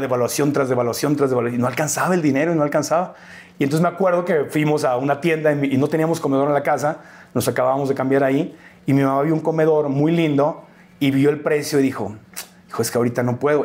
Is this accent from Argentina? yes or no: no; Mexico City, Mexico; moved away as an adult; also born or lived in Tijuana, Baja California; now in United States; nos vinimos aquí a la Ciudad de México, nací en Tijuana, pero nos vinimos aquí